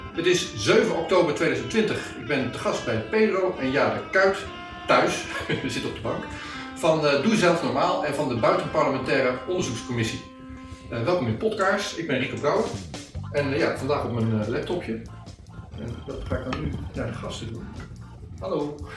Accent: Almere, Flevoland, Netherlands; Ik kom uit Almere

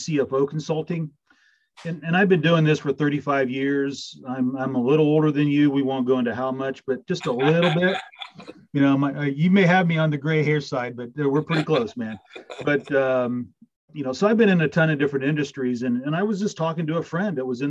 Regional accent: Adams County, Indiana, United States; moved away as an adult; also born or lived in Fort Wayne, Indiana / Huntington, Indiana; now in Central Ohio, United States; I was born in Fort Wayne, grew up in Adams County, went to Adams Central

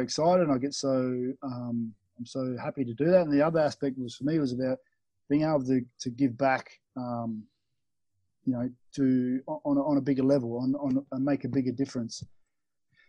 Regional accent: Australia; moved away as an adult; now in Bali, Indonesia; Growing up in Australia

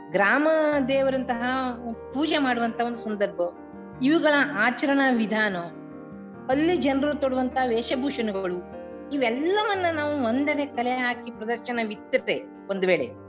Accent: Dundukuli, Karnataka, India; also born or lived in Sirsi taluk, Karnataka; ಕನ್ನಡ ಜಿಲ್ಲೆಯ ಕುಮಟಾ ತಾಲೂಕಿನ ದುಂಡುಕುಳಿ ಅನ್ನುವುದು ನನ್ನ ಹುಟ್ಟೂರು

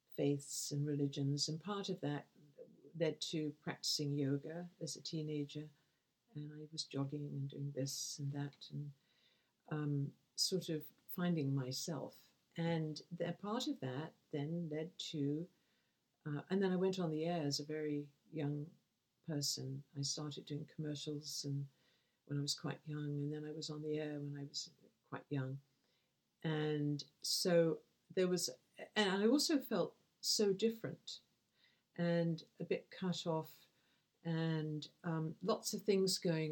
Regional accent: Essex, London, United Kingdom; where I'm from, which used to be Essex, which is now part of London

